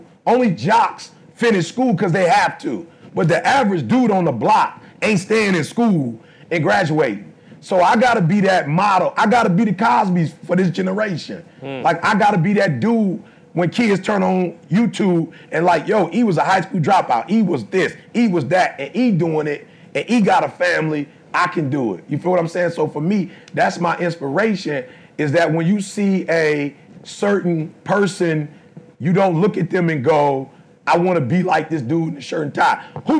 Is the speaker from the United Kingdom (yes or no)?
no; Detroit, Michigan, United States; I'm from Detroit, I ain't mad at nobody.